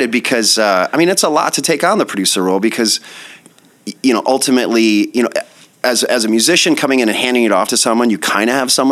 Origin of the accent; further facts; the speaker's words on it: Sheffield, Iowa, United States; moved away as an adult; also born or lived in Denver; I'm from Sheffield, Iowa, okay. by Mason City.